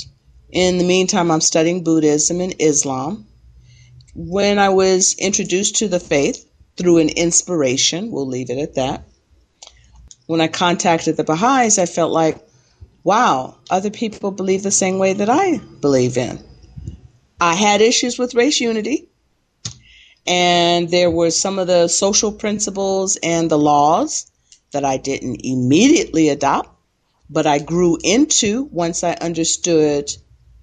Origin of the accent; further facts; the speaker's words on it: Los Angeles, California, United States; moved away as an adult; also born or lived in Chicago / Belize / Jamaica / Costa Rica; I was born in Chicago, and I lived in Chicago until I was 10 years old. And then in 1963, when I was 10, we moved to Los Angeles. And Los Angeles is actually a place where I consider my hometown.